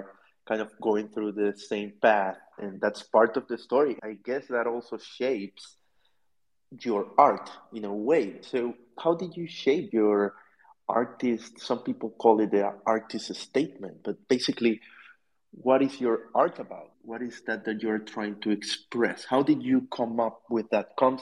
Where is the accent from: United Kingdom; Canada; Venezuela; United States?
Venezuela; I'm from Venezuela, so I'm in South America